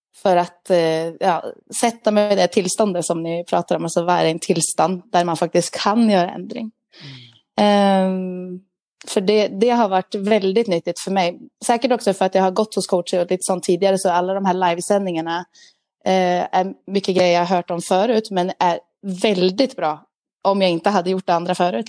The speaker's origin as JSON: {"language": "Swedish", "country": "Sweden", "said": "Jag är en svensk glad dam"}